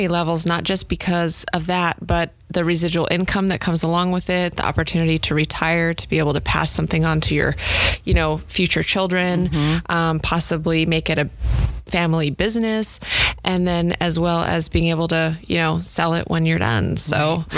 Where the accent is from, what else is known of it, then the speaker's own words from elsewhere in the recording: Alaska, United States; moved away as an adult; also born or lived in Portland, Oregon; now in San Diego, United States; So I originally grew up in Alaska